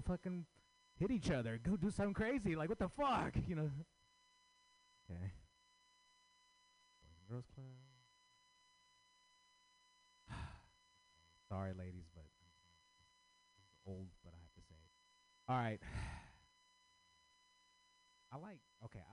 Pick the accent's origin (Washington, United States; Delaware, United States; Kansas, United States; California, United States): California, United States; San Francisco; I grew up in San Francisco.